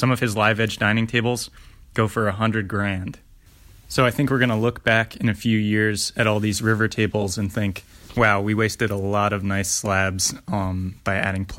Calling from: Philadelphia, Pennsylvania, United States; I'm calling from Philadelphia.

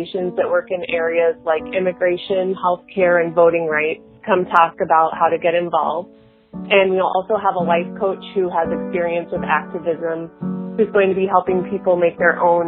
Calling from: Omaha, Nebraska, United States; I'm calling from Omaha, Nebraska.

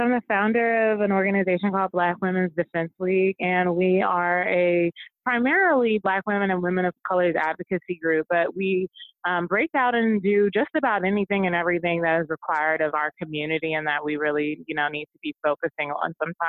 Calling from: Houston, Texas, United States; I'm in Houston right now, actually

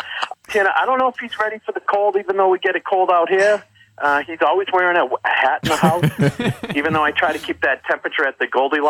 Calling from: Boston, Massachusetts, United States; I'm calling from Boston, but soon to be, in the next couple of years, a Missoula resident.

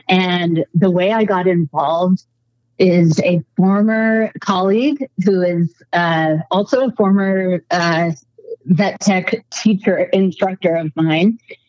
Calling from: Colorado, United States; I am calling from not just Colorado, but a dirt road off of a dirt road on a farm in Colorado.

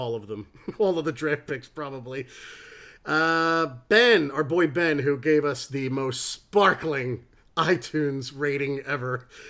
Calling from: England, United Kingdom; I'm ringing in from England.

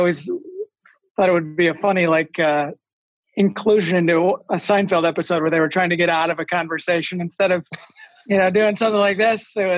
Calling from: Eden Prairie, Minnesota, United States; I'm in Eden Prairie, Minnesota today at our office, actually, because it has a better Wi-Fi signal

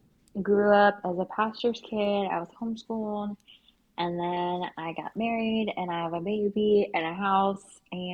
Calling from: Texas, United States; I am coming live from Texas, so very different than where you all are.

